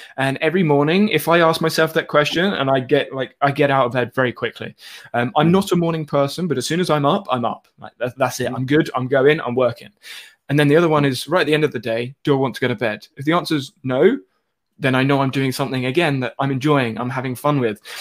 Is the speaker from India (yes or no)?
no; United Kingdom; I'm also British